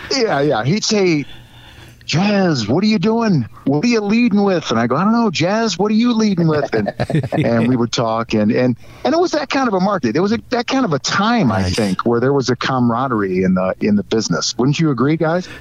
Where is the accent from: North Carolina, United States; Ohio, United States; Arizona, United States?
Ohio, United States; Cleveland; I grew up in in Cleveland my entire life